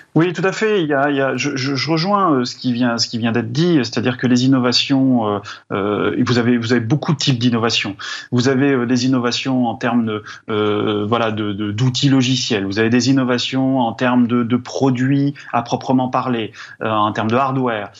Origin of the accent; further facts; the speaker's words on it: Drôme, Auvergne-Rhône-Alpes, France; moi je viens de la Drôme